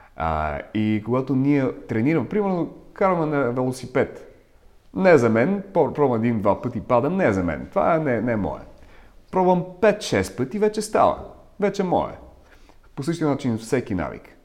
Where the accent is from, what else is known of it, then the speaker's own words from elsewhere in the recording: Ukraine; first language Russian; Bulgarian is a second language; also born or lived in Bulgaria; now in London, United Kingdom; Аз съм от Украина, така че говоря украински. В а, тази област, в която съм роден, се говори на руски.